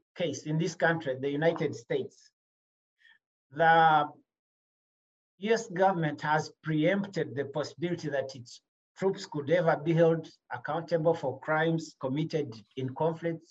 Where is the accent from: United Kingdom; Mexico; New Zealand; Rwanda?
Rwanda; moved away; I'm from Rwanda.